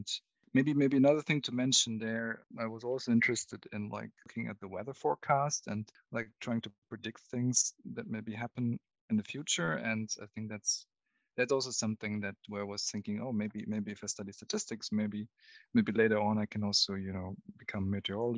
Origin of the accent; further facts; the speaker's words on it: near Munich, Bavaria, Germany; where I was growing up near Munich in Germany